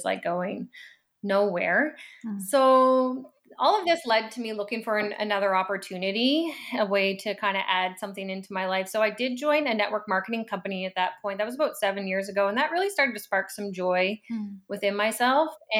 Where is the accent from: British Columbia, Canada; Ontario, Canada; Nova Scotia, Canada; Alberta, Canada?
Nova Scotia, Canada; Annapolis Valley; moved away as an adult; now in Halifax, Canada; I grew up, I would say, like a pretty like typical small town life. I'm from the Annapolis Valley